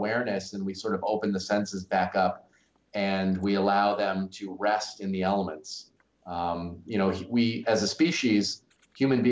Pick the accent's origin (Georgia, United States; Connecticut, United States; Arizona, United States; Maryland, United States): Connecticut, United States; moved away as an adult; also born or lived in North Carolina; growing up in Connecticut, the old stone walls and the maple trees and the little rivers were very soothing for me as a kid